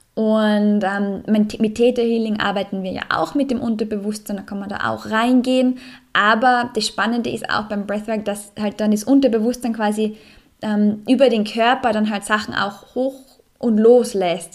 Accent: Salzburg, Austria; in meiner Heimat, im Salzburger Land

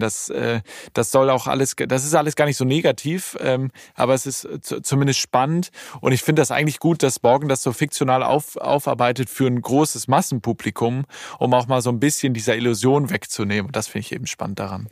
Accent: Hamburg, Germany; moved away as an adult; now in Berlin, Germany; im Zeise Kino in Hamburg, ja. äh, in Ortensinn. Das ist mein absolutes Lieblingskino, mein Heimatkino sozusagen

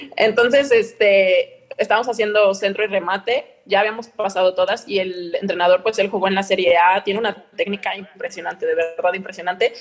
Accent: Mexico; moved away as an adult; now in Italy; soy una mexicana en Italia

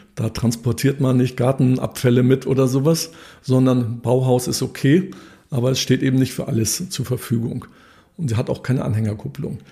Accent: Dithmarschen, Schleswig-Holstein, Germany; now in Hitzacker, Germany; Ich komme selbst vom Land aus Dithmarschen, da haben wir mit 18 sofort den Führerschein gemacht

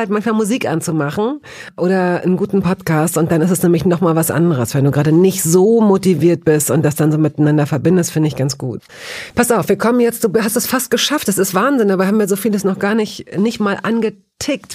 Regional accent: Hanover, Lower Saxony, Germany; ich komme aus Hannover

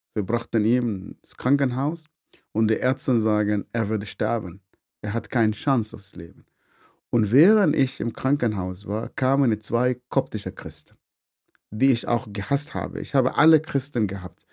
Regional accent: Northern Sudan, Sudan; German is a second language; moved away as an adult; also born or lived in Swabia, Germany; now in Germany; ich komme vom Nordsudan. Ich bin in eine sehr, sehr große Familie geboren.

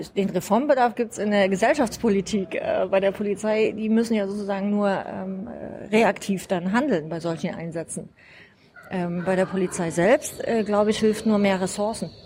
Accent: Rudolstadt, Thuringia, Germany; moved away as an adult; now in Flensburg, Germany; Ich bin gebürtige Thüringerin. Ich komme aus Rudolstadt

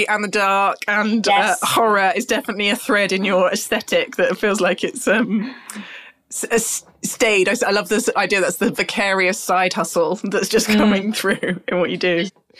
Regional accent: United Kingdom; because we're British people and it's in our DNA.

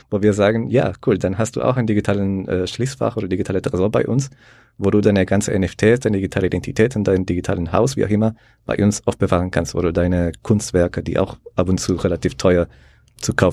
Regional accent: El Salvador; ich komme aus El Salvador, der sehr liberal ist, sage ich mal, mit den ganzen äh, Blockchain-Entwicklungen. Also bei uns ist äh, Bitcoin die Nationalwährung mittlerweile.

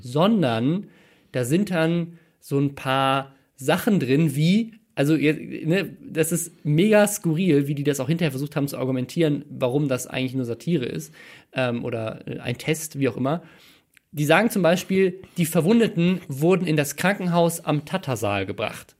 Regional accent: Mannheim, Baden-Württemberg, Germany; moved away; in meiner Geburtsstadt in Mannheim

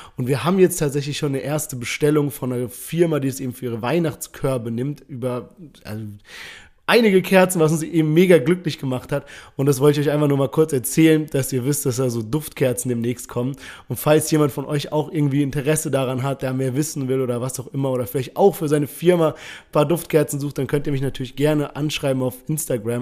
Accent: Heidelberg, Baden-Württemberg, Germany; wir kommen beide aus Heidelberg.

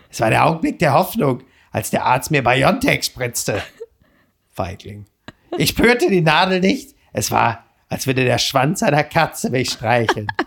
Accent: North Rhine-Westphalia, Germany; ich kenne ja Schlangen eigentlich nur so als Airbrush auf Motorhauben. Ich komme aus dem Ruhrgebiet.

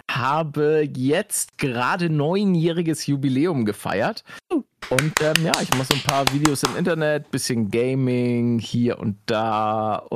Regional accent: Munich, Bavaria, Germany; vor allen Dingen, wenn du als Münchner ins Umland fährst dann hast du mit einem Münchner Kennzeichen meistens schon verloren.

